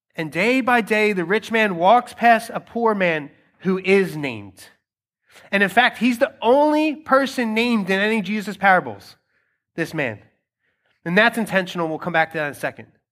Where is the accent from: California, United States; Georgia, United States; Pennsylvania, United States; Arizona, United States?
Pennsylvania, United States; Philadelphia; I have been born and raised in Philadelphia. That's I'm a Philadelphian, I'm a Philly kid.